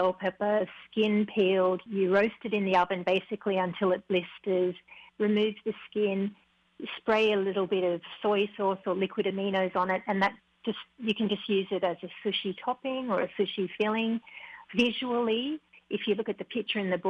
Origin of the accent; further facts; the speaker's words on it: Australia; now in Hawaii, United States; while I was growing up in Australia